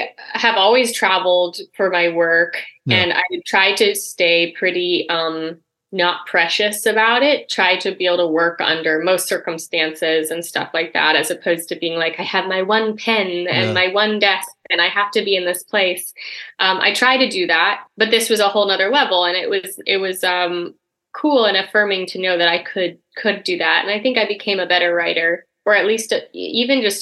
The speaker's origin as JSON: {"language": "English", "town": "Eugene", "region": "Oregon", "country": "United States", "tie": "born or raised there", "also_born_or_lived": "Chicago", "moved": "as an adult", "said": "I grew up in Oregon"}